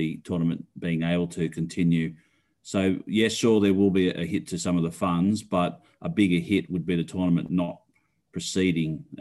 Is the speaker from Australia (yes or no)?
yes; Australia; being an Aussie